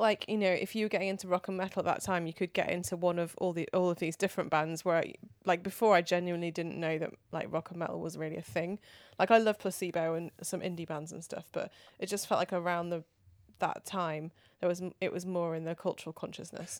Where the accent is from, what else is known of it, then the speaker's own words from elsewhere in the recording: near Manchester, North West England, United Kingdom; I grew up near Manchester